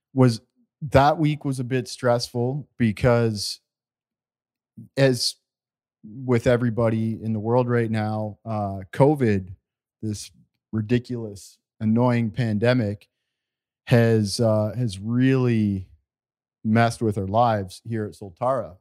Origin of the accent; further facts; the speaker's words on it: Walkerton, Ontario, Canada; we grew up in Canada in a small community called Walkerton, Ontario